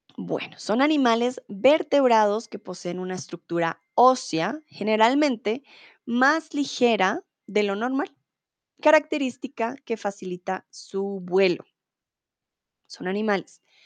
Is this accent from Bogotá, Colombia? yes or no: yes; Bogotá, Colombia; soy de Colombia, de Bogotá